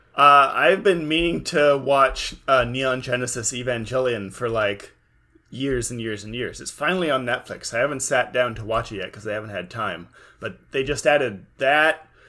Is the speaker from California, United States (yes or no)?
yes; California, United States; I'm from California too